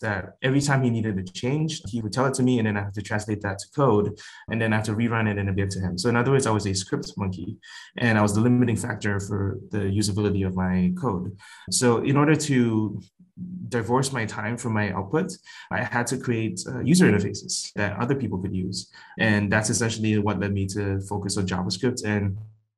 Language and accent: English; Singapore; moved away as an adult; now in United States; I'm originally from Singapore and moved to the US for a career in finance